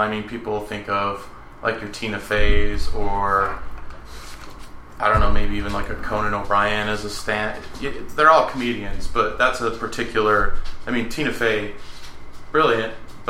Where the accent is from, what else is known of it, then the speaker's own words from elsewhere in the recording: Draper, Utah, United States; I grew up in Draper.